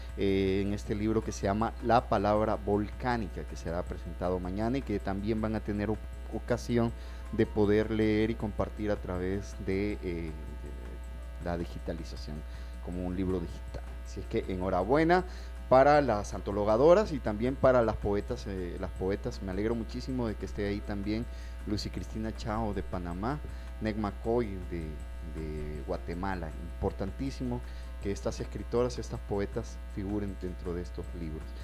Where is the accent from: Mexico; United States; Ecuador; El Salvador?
El Salvador